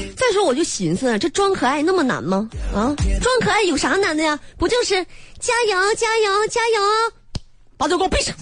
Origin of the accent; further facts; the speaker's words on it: Northeast China, China; accent: 大碴子味儿 (Northeastern/Dongbei); 我这一嘴大碴子味儿